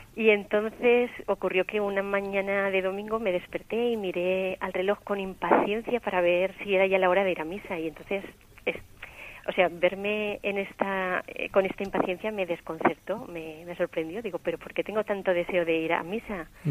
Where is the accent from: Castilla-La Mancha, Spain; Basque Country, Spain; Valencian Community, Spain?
Valencian Community, Spain; Valencia; accent: Valencian; also born or lived in Terrassa; yo nací en Tarrasa, pero vivo en Valencia eh, desde los cinco años.